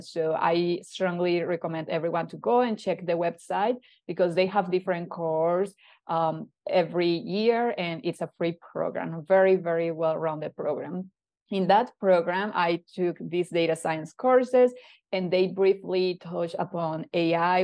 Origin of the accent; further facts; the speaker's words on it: Colombia; moved away as an adult; now in Canada; move away from my hometown